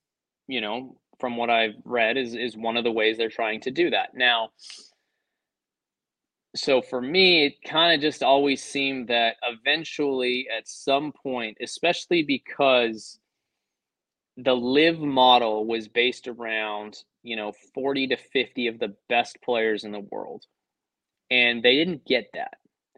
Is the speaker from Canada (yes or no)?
yes; Canada; because I'm Canadian